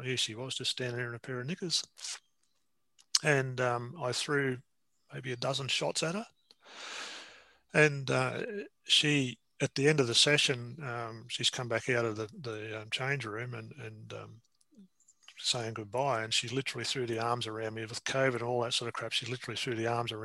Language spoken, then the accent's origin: English; Castlemaine, Victoria, Australia; now in Newcastle, Australia; But my hometown is a little town in Victoria called Castlemaine, and I live in Newcastle.